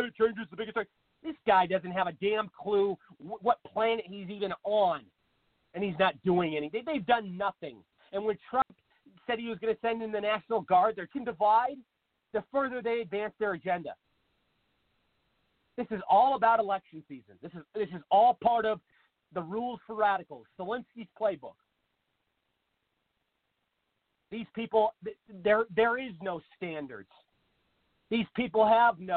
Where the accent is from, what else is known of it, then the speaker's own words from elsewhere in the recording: Seattle, Washington, United States; Seattle, for instance, my hometown